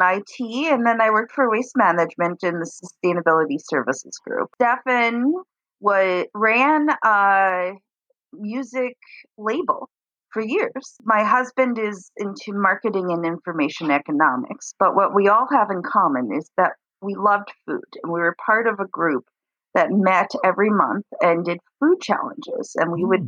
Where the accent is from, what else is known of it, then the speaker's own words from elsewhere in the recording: New York, United States; moved away as an adult; also born or lived in Florida; now in Detroit, United States; I grew up in New York when my grandmother moved to Florida, and I I moved down with my grandmother to Florida for a little while